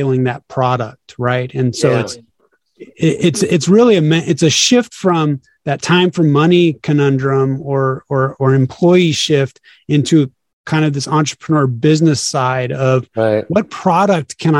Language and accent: English; Sacramento, California, United States; now in Los Angeles, United States; I'm originally from Sacramento, California. And then I bounced around the United States for a while